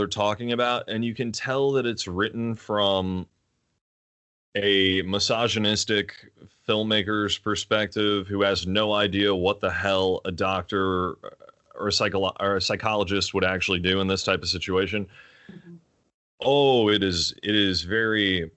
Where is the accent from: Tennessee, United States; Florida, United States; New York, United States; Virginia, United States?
Virginia, United States; Virginia Beach; I grew up in Virginia Beach